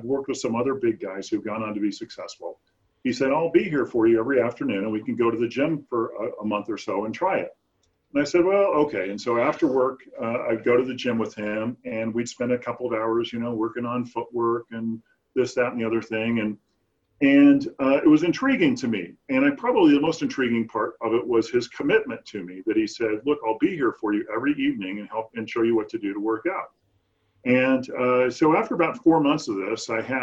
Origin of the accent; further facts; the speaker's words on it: Southern California, United States; I grew up in Southern California